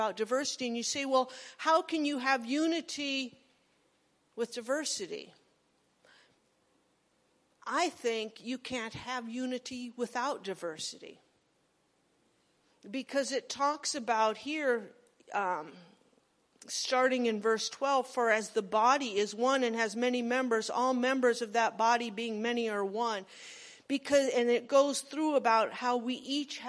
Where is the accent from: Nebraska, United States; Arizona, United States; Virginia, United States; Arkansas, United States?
Nebraska, United States; I was a redneck from Nebraska